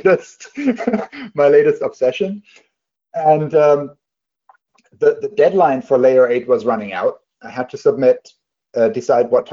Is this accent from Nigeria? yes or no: no; Germany; moved away; when I was a kid, I grew up in Germany.